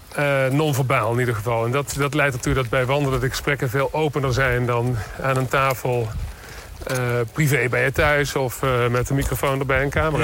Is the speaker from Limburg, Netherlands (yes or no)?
yes; Limburg, Netherlands; ik uit Limburg kom